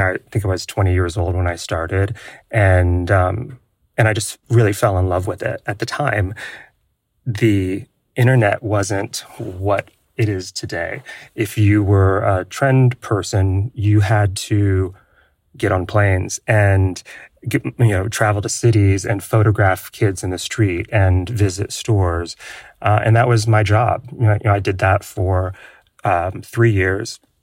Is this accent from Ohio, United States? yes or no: yes; Ohio, United States; I was born and raised in Ohio